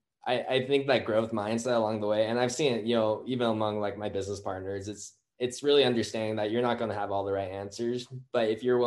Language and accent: English; Utah, United States; born and raised in Utah